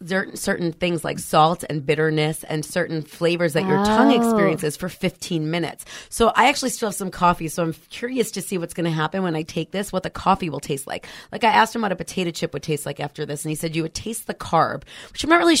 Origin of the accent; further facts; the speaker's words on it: New York, United States; now in San Francisco, United States; I'm originally from New York.